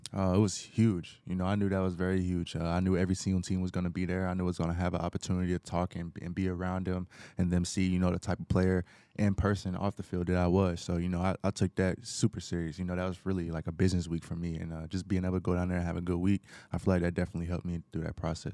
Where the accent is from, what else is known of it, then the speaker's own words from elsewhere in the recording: Knoxville, Tennessee, United States; moved away as an adult; also born or lived in Atlanta, Georgia; now in Houston, United States; I'm from Knoxville, Tennessee.